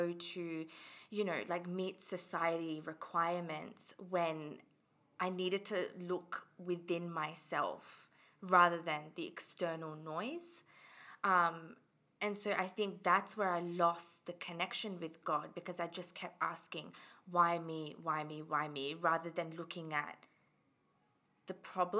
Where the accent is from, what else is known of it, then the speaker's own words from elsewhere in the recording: Australia; also born or lived in England / Fiji (ancestry) / India (ancestry); I was born in England. And then I moved to Australia when I was about 8 or 9, so in 2003